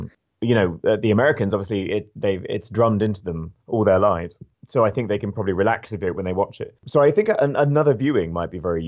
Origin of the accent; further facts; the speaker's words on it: United Kingdom; It's funny actually, as a Brit, and I'd like to know actually how it's gone down here.